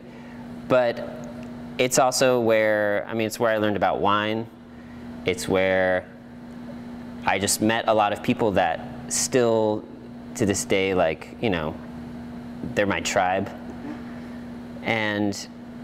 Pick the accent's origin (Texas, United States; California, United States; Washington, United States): California, United States; Santa Clarita; moved away as an adult; also born or lived in Portland, Oregon; now in Oregon, United States; I was born and raised in Santa Clarita. It's like basically the northernmost suburb of Los Angeles.